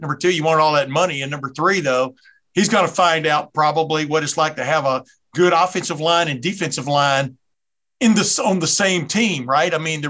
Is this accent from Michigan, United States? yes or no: no; Alabama, United States; accent: southern accent; now in Ohio, United States; I was born in Alabama in the 60s.